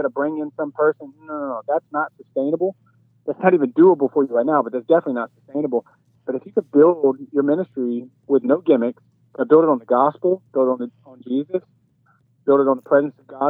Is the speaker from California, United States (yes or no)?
no; Baton Rouge, Louisiana, United States; accent: dirty South twang; moved away; I grew up in Baton Rouge, Louisiana, right outside of New Orleans